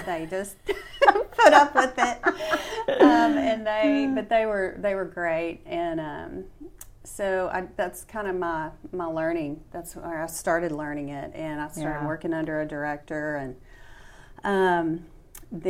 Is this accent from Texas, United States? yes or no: yes; West Texas, United States; moved away; I'm from West Texas